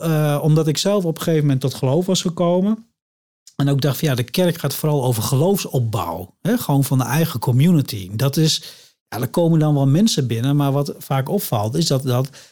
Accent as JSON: {"language": "Dutch", "region": "Drenthe", "country": "Netherlands", "tie": "born or raised there", "moved": "yes", "said": "Ik kom oorspronkelijk uit Drenthe"}